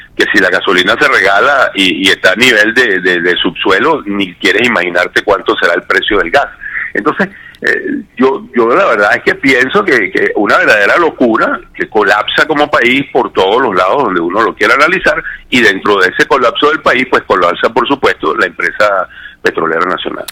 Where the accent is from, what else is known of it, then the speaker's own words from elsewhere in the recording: Venezuela; para nosotros como ciudadanos venezolanos